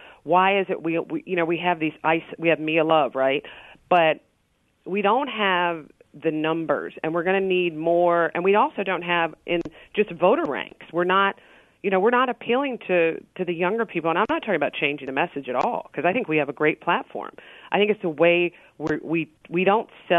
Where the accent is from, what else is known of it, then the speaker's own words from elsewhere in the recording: Richmond, Virginia, United States; I'm from Richmond, Virginia